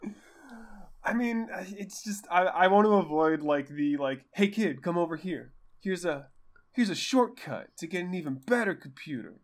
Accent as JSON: {"language": "English", "area": "Bay Area", "region": "California", "country": "United States", "said": "I'm from the Bay Area"}